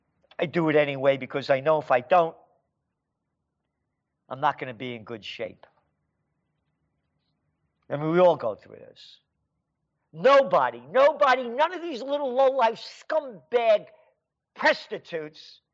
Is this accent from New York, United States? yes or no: yes; New York City, New York, United States; When I was a little kid, I was born in the Bronx. Hone Avenue. Allerton Avenue and Boston Post Road.